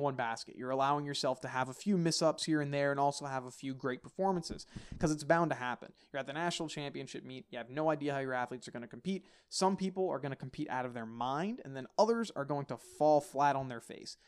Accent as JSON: {"language": "English", "town": "Philadelphia", "region": "Pennsylvania", "country": "United States", "tie": "born or raised there", "said": "coming out of Pennsylvania, Philadelphia, my hometown"}